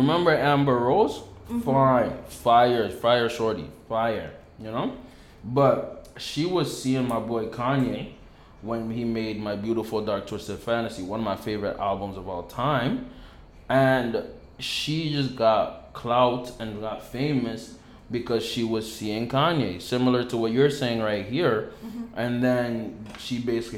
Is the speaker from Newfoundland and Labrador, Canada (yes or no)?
no; Ottawa, Ontario, Canada; We're from Ottawa